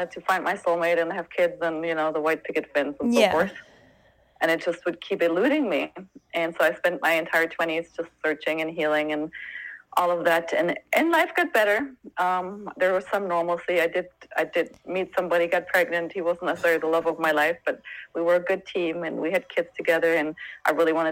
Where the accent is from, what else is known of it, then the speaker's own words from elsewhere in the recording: Germany; moved away as an adult; also born or lived in Santa Barbara, California; now in Sedona, United States; I grew up there and I left when I was 26